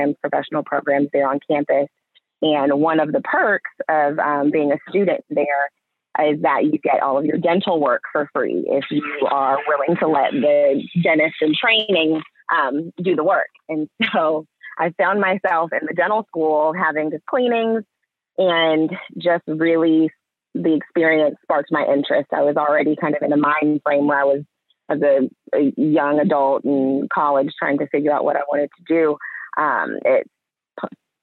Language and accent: English; Alpharetta, Georgia, United States; also born or lived in Washington, D.C.; I grew up in Alpharetta, Georgia